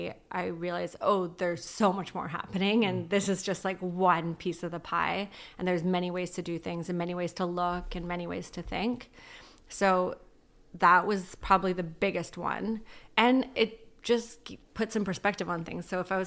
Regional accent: Ladner, British Columbia, Canada; I grew up in Ladner. It's very small. You know everyone.

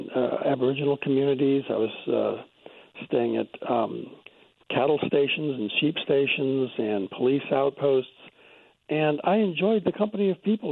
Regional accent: New Hampshire, United States; moved away as an adult; also born or lived in Australia; now in United Kingdom; I grew up in New Hampshire, but I emigrated to Australia many, many years ago. And spent most of my life there until I came to Britain a few years ago.

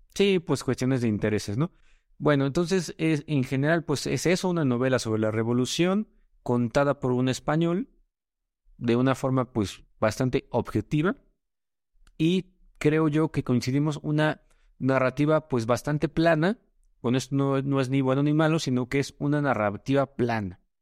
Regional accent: Mexico; decimos en México, muy X

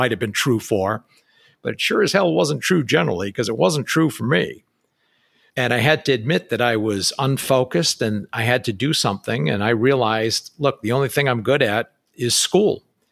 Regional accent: New Hampshire, United States; moved away; basically grew up within a 30-mile or 60-mile radius of where I grew up in New Hampshire

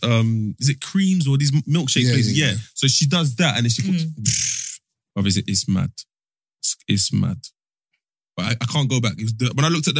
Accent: London, United Kingdom; I'm from Northwest

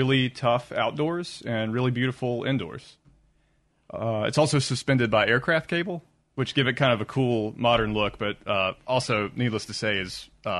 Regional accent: Jackson, Mississippi, United States; No, I'm from Mississippi.

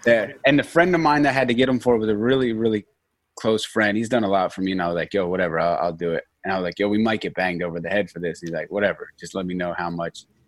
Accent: Norristown, Pennsylvania, United States; I'm from Norristown, Pennsylvania

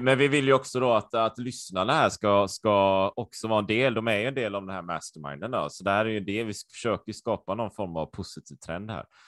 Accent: Sweden; also born or lived in Japan / Taiwan; jag var ju supersvensk, jag har ju alltid varit i Sverige.

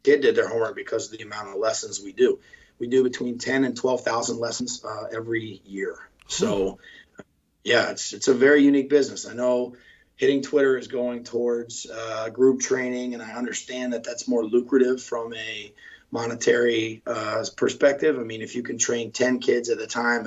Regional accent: Winston-Salem, North Carolina, United States; I'm from Winston-Salem, and when I was growing up, there wasn't even a baseball facility in our town.

